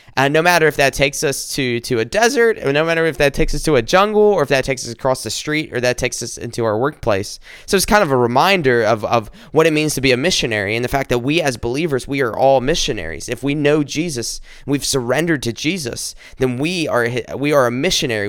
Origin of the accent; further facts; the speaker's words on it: South Carolina, United States; moved away as an adult; also born or lived in Columbia, South Carolina; now in Michigan, United States; I'm not from Michigan, I'm from South Carolina, born and raised here